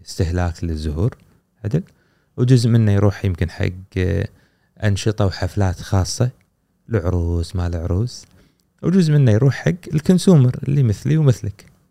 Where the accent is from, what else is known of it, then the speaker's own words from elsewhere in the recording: Kuwait; عندنا في الكويت